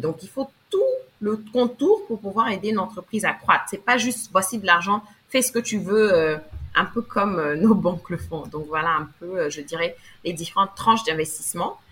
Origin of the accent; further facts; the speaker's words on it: Côte d’Ivoire; also born or lived in Abidjan; je suis afro je suis ivoirienne et vivant présentement à Abidjan